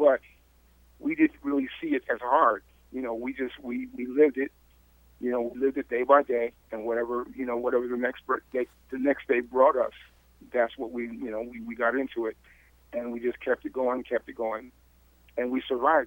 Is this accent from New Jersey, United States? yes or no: no; Riverside, California, United States; I grew up in Riverside